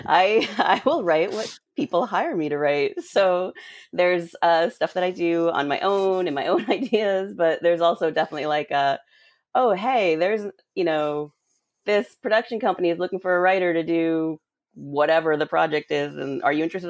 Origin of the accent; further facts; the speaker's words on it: Rhode Island, United States; I grew up in Rhode Island.